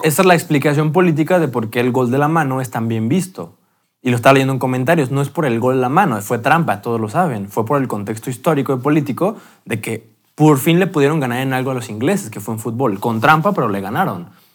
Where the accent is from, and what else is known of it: Mexico